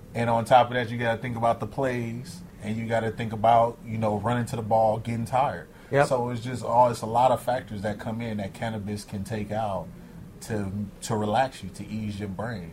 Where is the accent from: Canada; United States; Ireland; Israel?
United States; Los Angeles, California; I grew up in South Central